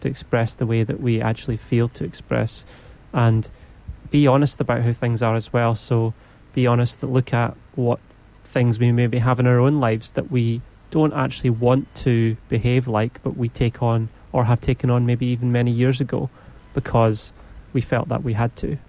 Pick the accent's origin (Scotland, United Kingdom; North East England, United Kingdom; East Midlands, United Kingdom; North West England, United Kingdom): Scotland, United Kingdom; I'm from Scotland too